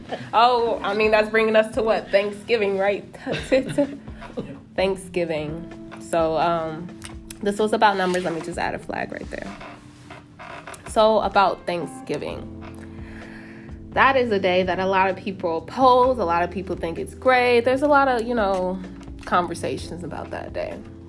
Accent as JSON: {"language": "English", "town": "Atlanta", "region": "Georgia", "country": "United States", "also_born_or_lived": "Miami", "said": "I'm from Atlanta. Oh, that sucks. I was born in Miami, though, so Miami."}